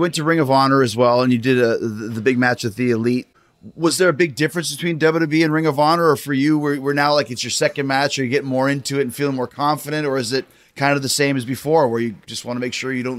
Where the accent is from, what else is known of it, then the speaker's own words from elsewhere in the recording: Winnipeg, Manitoba, Canada; moved away; also born or lived in Calgary; I'm from Winnipeg and I lived in Calgary for a few years.